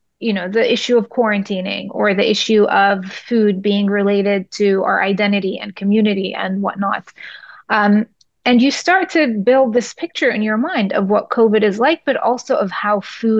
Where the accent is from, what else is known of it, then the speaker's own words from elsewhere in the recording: Jerusalem, Palestine; moved away; I may have been an Israeli citizen on paper, but I was Palestinian by blood and birth